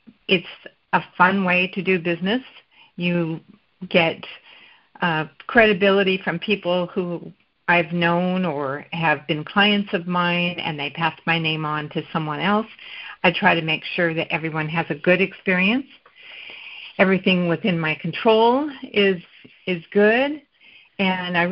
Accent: Olympia, Washington, United States; I was born and raised in Olympia, and I worked for the state of Washington for 30 years

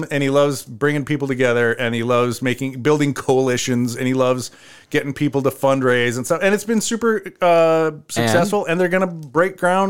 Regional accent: Cedar Rapids, Iowa, United States; also born or lived in Minneapolis-Saint Paul, Minnesota; now in Decorah, United States; because you know I grew up in Cedar Rapids, and it was a place... to leave

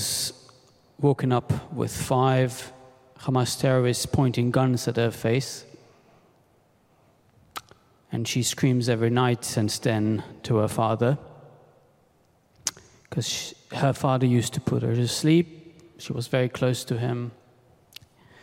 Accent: Sderot, Southern District, Israel; moved away as an adult; now in New York, United States; I grew up in Sderot, lived there most of my life

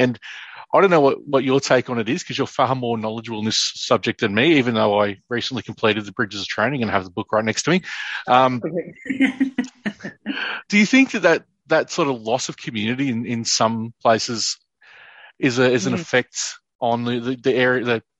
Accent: Ararat, Victoria, Australia; also born or lived in Northern Territory; as a kid growing up in Ararat

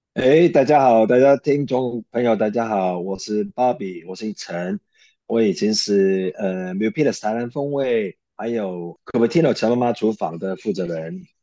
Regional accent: Hong Kong; moved away as an adult; also born or lived in Taiwan; now in United States; 我是在香港长大

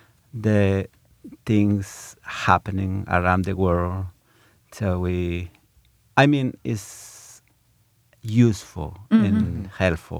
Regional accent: Guatemala; English is a second language; now in Ithaca, United States; I am from Guatemala or Guatemala

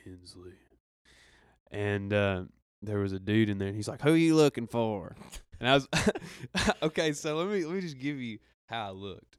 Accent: Arkansas, United States; I'm from Arkansas

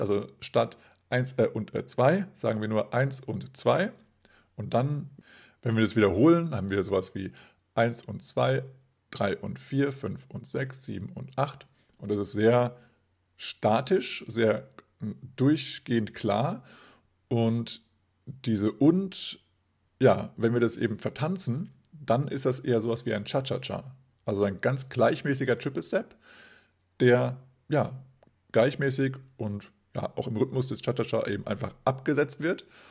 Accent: Kassel, Hesse, Germany; Kassel, meiner Geburtsstadt

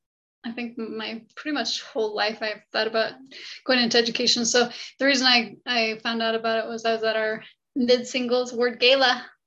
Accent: St. Louis, Missouri, United States; also born or lived in Kentucky / Logan, Utah / Sandy, Utah; And so I'm from St. Louis. I graduated from high school in St. Louis, but I grew up in Kentucky, Logan, Utah, Sandy, Utah, but home, I consider home to be St. Louis.

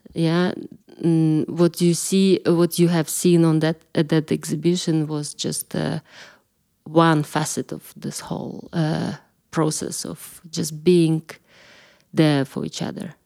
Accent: Kalmykia, Russia; moved away as an adult; also born or lived in London / Italy; now in Berlin, Germany; I'm coming from Kalmykija originally, and I lived there till I was twenty-four

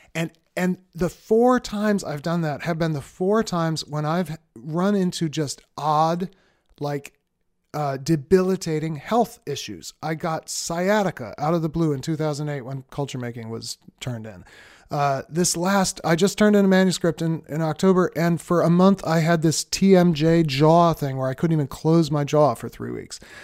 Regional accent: Boston, Massachusetts, United States; moved away as an adult; also born or lived in Cambridge, Massachusetts / Philadelphia; We moved from Boston, where I'd lived my whole life

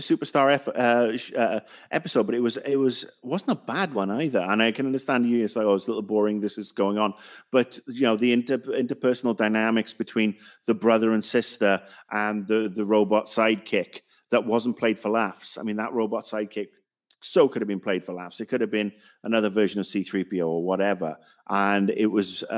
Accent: United Kingdom; me as a Brit

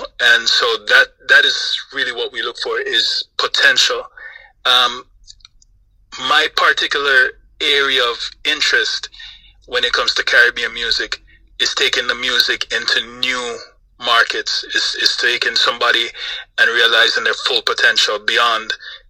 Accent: Florida, United States; now in Los Angeles, United States; You know, I grew up in Florida, but I'm now in Los Angeles

